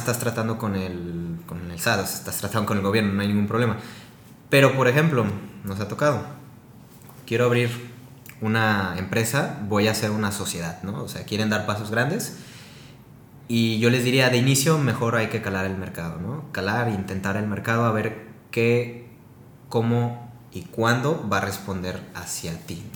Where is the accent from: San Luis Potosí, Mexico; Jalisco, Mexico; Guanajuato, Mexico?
Jalisco, Mexico; Guadalajara; soy de aquí de Guadalajara